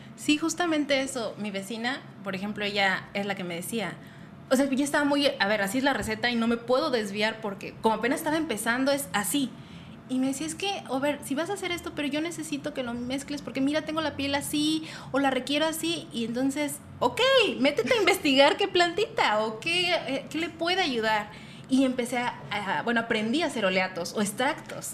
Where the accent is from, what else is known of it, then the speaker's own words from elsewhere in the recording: Toluca, State of Mexico, Mexico; Soy originaria del Estado de México, toluqueña